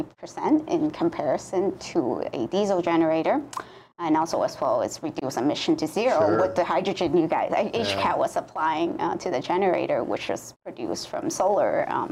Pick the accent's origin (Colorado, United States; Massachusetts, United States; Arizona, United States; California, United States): California, United States; moved away as an adult; now in Hawaii, United States; I grew up in California.